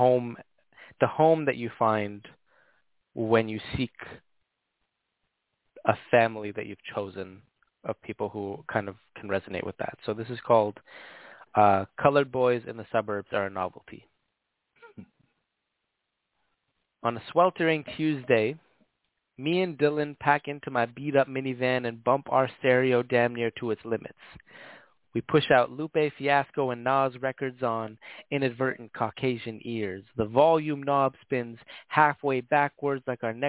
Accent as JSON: {"language": "English", "town": "Toronto", "region": "Ontario", "country": "Canada", "tie": "born or raised there", "also_born_or_lived": "Hamilton, Ontario", "said": "I was born in Toronto, like downtown Toronto. It wasn't until I was a bit older that we moved out into kind of like the suburb area of Toronto"}